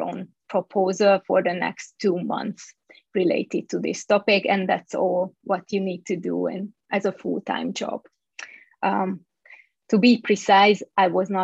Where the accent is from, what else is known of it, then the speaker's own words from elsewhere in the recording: Budapest, Hungary; moved away as an adult; also born or lived in Bay Area, California; I was born and raised in Hungary, in Budapest